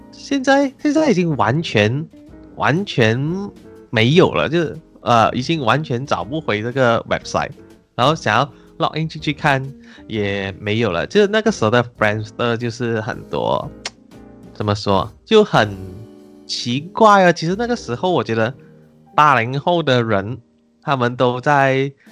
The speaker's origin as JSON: {"language": "Chinese", "town": "Taiping", "region": "Perak", "country": "Malaysia", "tie": "born or raised there", "said": "因为我也是靠近怡宝，我家乡是太平，所以其实还蛮常去怡宝的"}